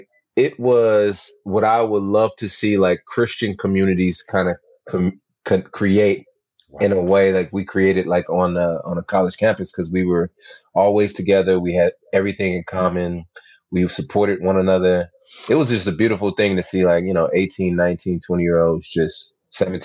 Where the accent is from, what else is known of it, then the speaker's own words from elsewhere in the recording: California, United States; I was from Cali